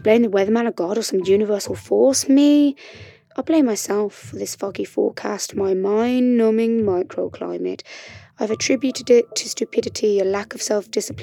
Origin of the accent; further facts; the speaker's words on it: West Bromwich, West Midlands, United Kingdom; moved away as an adult; also born or lived in Sheffield / Madrid; now in London, United Kingdom; I was born and raised in West Bromwich, you know, that place where Albion play